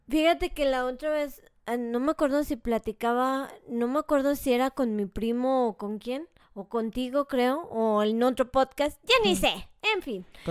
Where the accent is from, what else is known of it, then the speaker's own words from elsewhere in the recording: Mexico; como mexicanos.